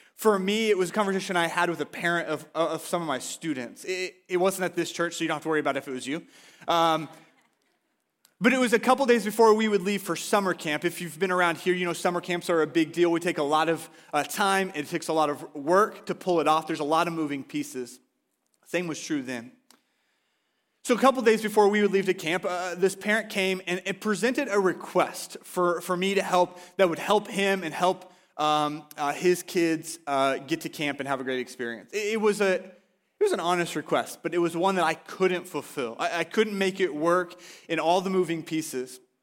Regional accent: Oklahoma, United States; now in Washington, United States; I'm from Oklahoma

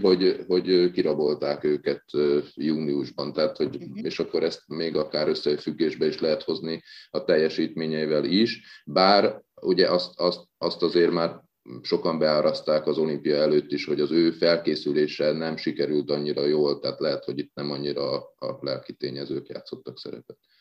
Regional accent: Hungary; magyarok vagyunk

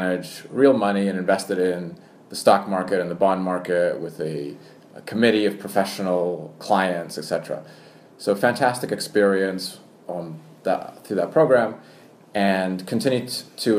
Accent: Canada; accent: American; moved away as an adult; also born or lived in Poland / Tokyo, Japan / Singapore / London, United Kingdom; now in Hong Kong; born in Poland, then my American accent comes from watching too much American television, but I grew up in Canada and moved to Asia 16 years ago.

